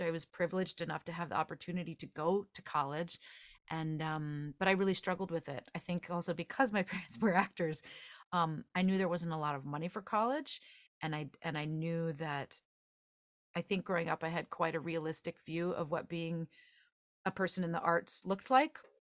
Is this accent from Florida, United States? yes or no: no; just outside of Chicago, Illinois, United States; I grew up just outside of Chicago